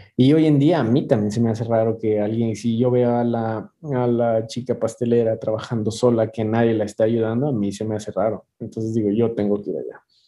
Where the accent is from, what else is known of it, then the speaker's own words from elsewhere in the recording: Ecuador; moved away as an adult; now in Mexico City, Mexico; yo soy de Ecuador